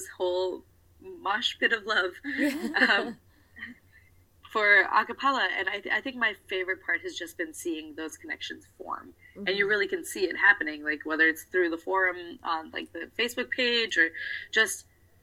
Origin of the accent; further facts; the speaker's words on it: United States; I'm a South Asian American woman